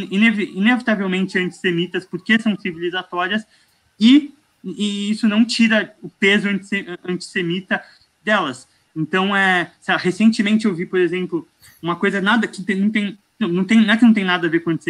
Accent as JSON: {"language": "Portuguese", "country": "Morocco", "said": "É, não, eu sou, eu sou marroquino, eu tenho."}